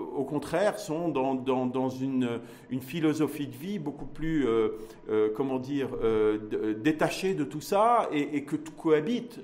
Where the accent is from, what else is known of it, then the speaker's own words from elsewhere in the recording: Morocco; en tant que marocaine et en tant que marocain. Ça, ça a une valeur. Et ça, c'est notre identité